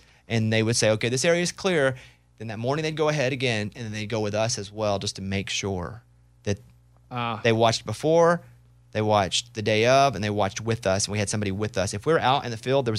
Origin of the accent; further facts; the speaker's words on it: Arkansas, United States; oh, I know snakes. I'm from Arkansas. Look at that snake.